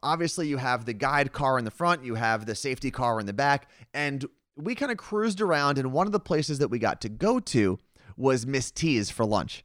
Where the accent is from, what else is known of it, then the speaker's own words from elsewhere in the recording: Seattle, Washington, United States; we are from Seattle